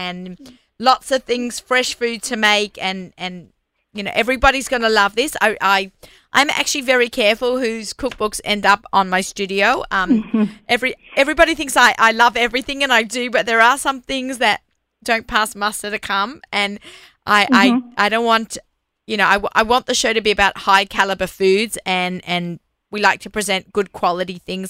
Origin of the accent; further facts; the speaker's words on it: Australia; moved away; as an Aussie